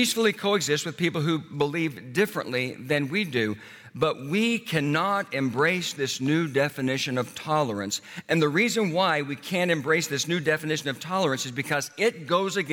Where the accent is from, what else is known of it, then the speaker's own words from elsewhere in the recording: Oklahoma, United States; I grew up in Oklahoma